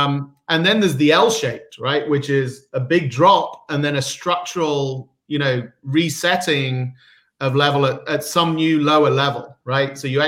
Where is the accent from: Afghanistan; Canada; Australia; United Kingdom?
United Kingdom; now in United States; So I am a Brit, sort of born and raised, but been in Silicon Valley for the last 24 years. So I'm somewhere mid-Atlantic at this point.